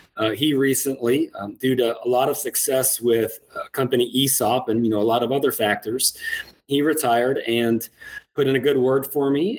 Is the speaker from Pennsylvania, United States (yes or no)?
no; Iowa, United States; moved away as an adult; also born or lived in Minnesota; now in Lafayette, United States; I'm originally from the Midwest, how does uh, somebody from Iowa end up in Louisiana?